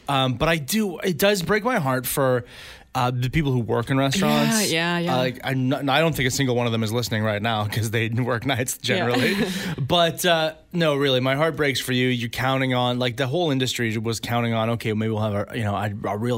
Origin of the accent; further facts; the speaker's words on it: Langley, British Columbia, Canada; where I grew up in Langley